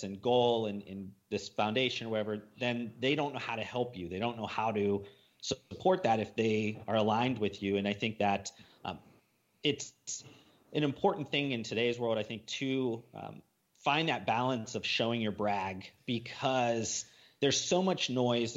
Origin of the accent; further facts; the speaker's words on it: Midwest, United States; moved away; Ryan and I came from the Midwest